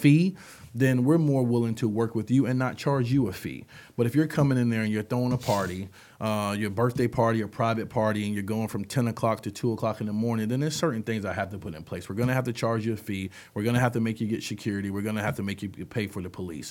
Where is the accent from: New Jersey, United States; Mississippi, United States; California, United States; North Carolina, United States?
North Carolina, United States; New Bern; I'm from New Bern, I've been here all my life